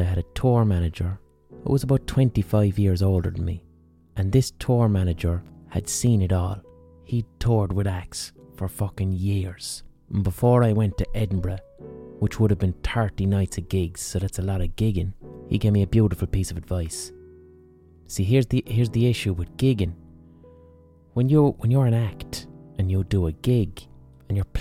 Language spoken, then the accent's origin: English; Limerick, Munster, Ireland; in Limerick, in my own city